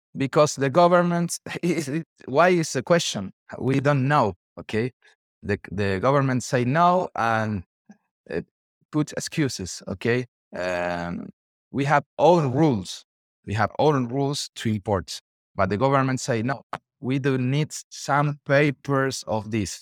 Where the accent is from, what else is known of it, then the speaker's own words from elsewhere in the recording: Argentina; I'm from Argentina